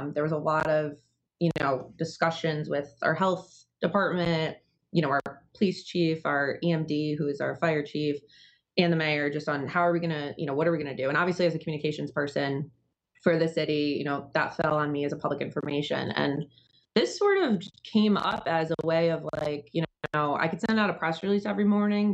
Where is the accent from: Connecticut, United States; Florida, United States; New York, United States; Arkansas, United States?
Connecticut, United States; Danbury; I grew up in Danbury as well